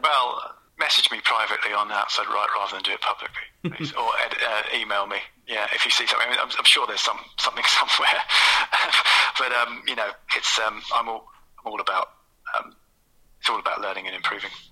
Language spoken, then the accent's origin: English; London, United Kingdom; also born or lived in Kent; I grew up between in South London and then kind of in Kent